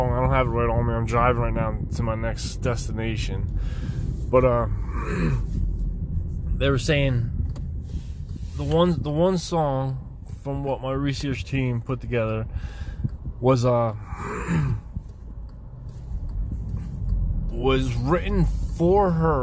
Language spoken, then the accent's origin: English; outside Philadelphia, Pennsylvania, United States; I'm from Pennsylvania, right outside of Philadelphia, about, 45 minutes or so, give or take on traffic